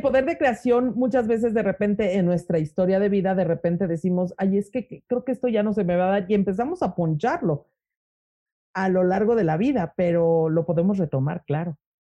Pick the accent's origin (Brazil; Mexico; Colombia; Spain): Mexico; soy mexicana